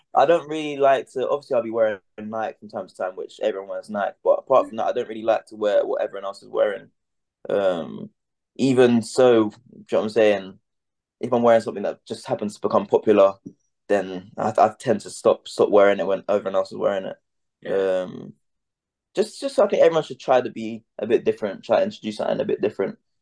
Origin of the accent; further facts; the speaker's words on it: London, United Kingdom; I'm an artist from London